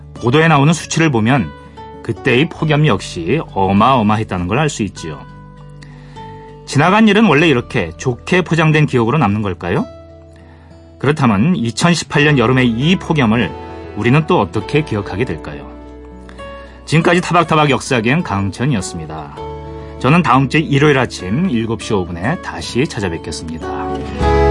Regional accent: Gangwon, South Korea; 제가 고향이 강원도인데 사실은 이제 이쪽 저그 영서 쪽에 있어가지고

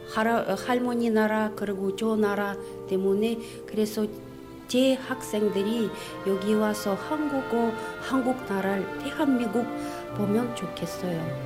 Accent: Aktobe, Aktobe Region, Kazakhstan; Korean is a second language; 저는 어, 카자흐스탄에서 왔습니다. 제 도시에는 악토베 도시예요.

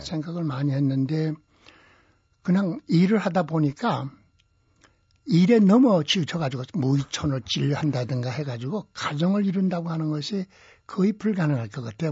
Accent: Sincheon, South Hwanghae, North Korea; now in South Korea; 그 이북에서 일제하에서 자랐고

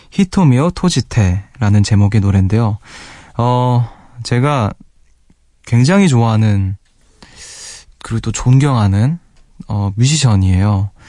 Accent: South Korea; 저는 한국인이다. 일본어 못 알아듣는다.

